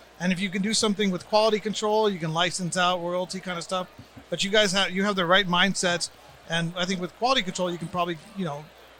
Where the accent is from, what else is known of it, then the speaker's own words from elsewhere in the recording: Arizona, United States; my home brands out of my home state